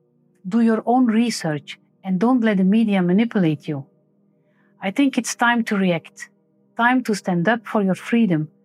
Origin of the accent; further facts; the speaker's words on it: Belgium; I'm a medical doctor from Belgium